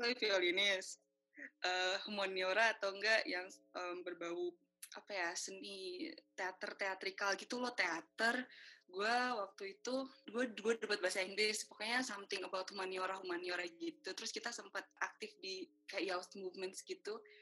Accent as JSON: {"language": "Indonesian", "country": "Indonesia", "said": "saya orang Indonesia"}